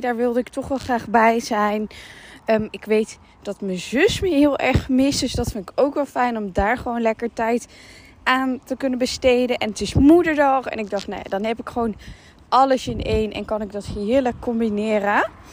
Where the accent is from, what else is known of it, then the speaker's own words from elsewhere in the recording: Netherlands; moved away as an adult; now in Dubai, United Arab Emirates; ik ben gewoon heel benieuwd om weer terug te zijn waar ik vandaan kom